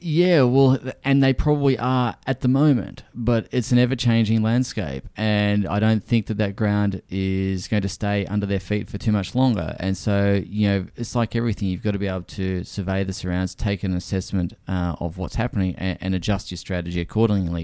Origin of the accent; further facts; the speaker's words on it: Brisbane, Queensland, Australia; moved back to Brisbane, which is my hometown.